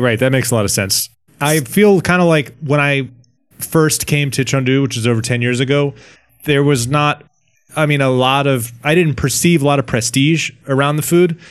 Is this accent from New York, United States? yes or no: no; Washington, District of Columbia, United States; in my hometown in, um, Washington, D C